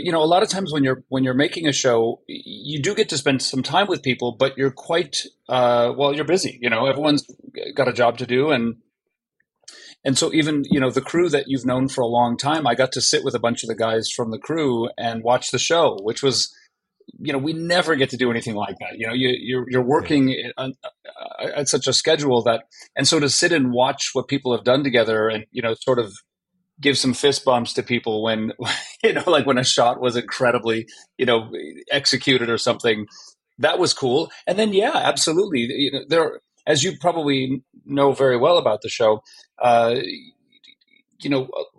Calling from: Vancouver, British Columbia, Canada; Right now, I'm in Vancouver, British Columbia, Canada.

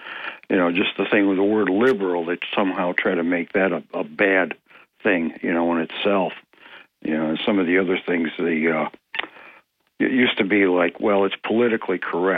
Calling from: Ithaca, New York, United States; of Greater Ithaca would like to speak about the rogue lawyer.

